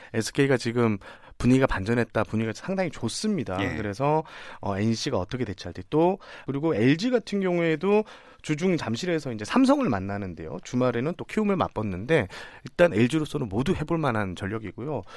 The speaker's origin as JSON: {"language": "Korean", "town": "Changwon", "region": "South Gyeongsang", "country": "South Korea", "tie": "born or raised there", "said": "제가 고향이 창원인데"}